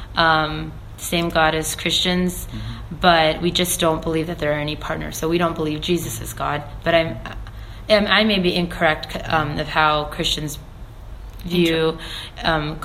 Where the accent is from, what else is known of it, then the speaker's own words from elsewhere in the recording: Springfield, Ohio, United States; I live here. I grew up here